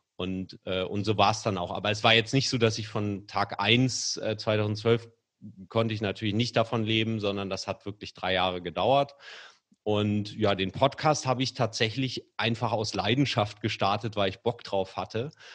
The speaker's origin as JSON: {"language": "German", "town": "Kiel", "region": "Schleswig-Holstein", "country": "Germany", "tie": "born or raised there", "moved": "as an adult", "lives_now": "Hamburg, Germany", "said": "ich komme übrigens aus Kiel gebürtig, uh. aber ich wohne schon seit 20 Jahren ja. fast durchgängig in Hamburg"}